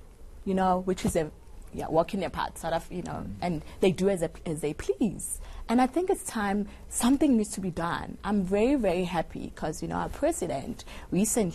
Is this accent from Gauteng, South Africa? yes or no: yes; Soweto, Gauteng, South Africa; a young girl growing up in Soweto